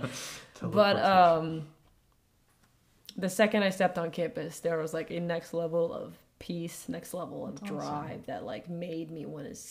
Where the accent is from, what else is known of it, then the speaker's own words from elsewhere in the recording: Virginia, United States; We're from Virginia originally, okay.